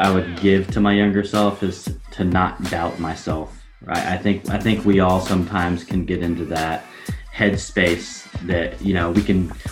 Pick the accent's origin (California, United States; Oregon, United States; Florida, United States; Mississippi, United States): Oregon, United States; Portland; my hometown of Portland, Oregon